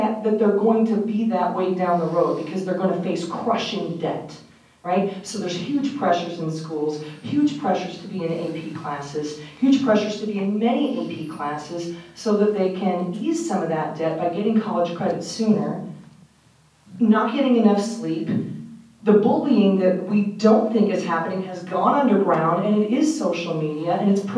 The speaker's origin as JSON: {"language": "English", "town": "Omaha", "region": "Nebraska", "country": "United States", "moved": "yes", "said": "I'm from Omaha originally"}